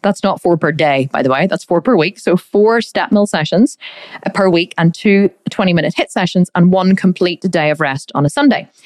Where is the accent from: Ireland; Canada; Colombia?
Ireland; We do love a drink here in, in Ireland. I am Irish